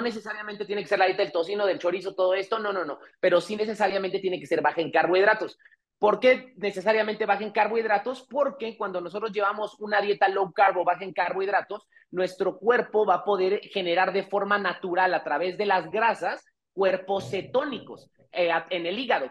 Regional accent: Mexico; qué débiles somos los mexicanos

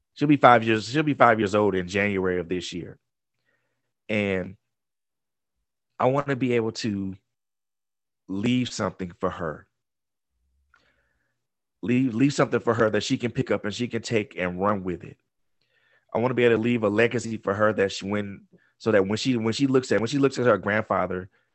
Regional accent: Georgia, United States; moved away as an adult; also born or lived in Florida; having to move from Florida to come back to my home state of Georgia

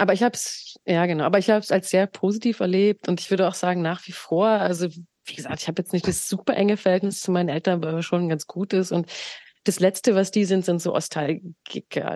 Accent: Berlin, Germany; also born or lived in Grünheide; ich bin im Osten geboren und aufgewachsen und habe auch die ersten prägenden Jahre da erfahren

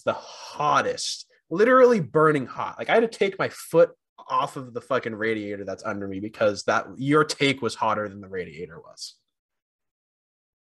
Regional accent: New England, United States; We're both from New England

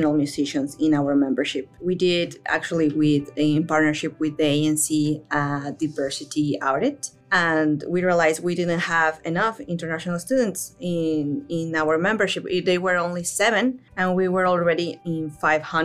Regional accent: Mexico City, Mexico; moved away as an adult; also born or lived in Manitoba, Canada; now in Newfoundland and Labrador, Canada; I am originally from Mexico. I actually spent most of my life over there

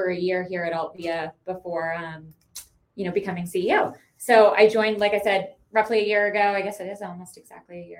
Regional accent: Midwest, United States; moved away as an adult; now in Colorado, United States; I'm a Midwesterner, so moved here about 15 years ago out to Colorado

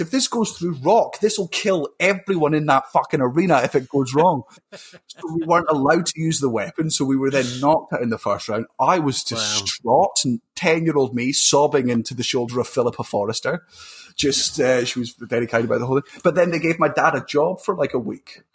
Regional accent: Fife, Scotland, United Kingdom; accent: Fife; moved up to Fife when I was four and then went worse because I went to the Fife accent

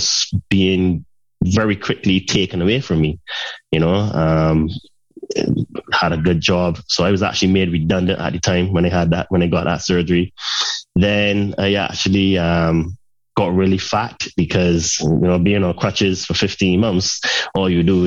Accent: Saint Peter, Barbados; moved away as an adult; also born or lived in United Kingdom; originally I'm from Barbados and I spent half of my life there. And then as I became a young adult, I went to study in the UK

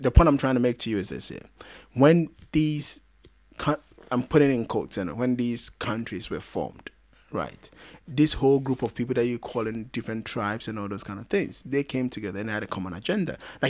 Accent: South Africa; But I would say what as a South African said, and you know how I feel about some of these things.

